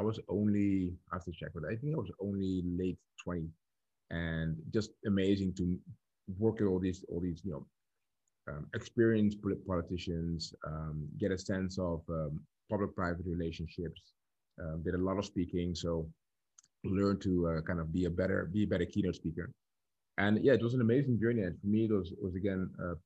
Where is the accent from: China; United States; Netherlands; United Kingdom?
Netherlands; Dordrecht, South Holland; So I'm born and raised in the Netherlands, in a small town called Dordrecht.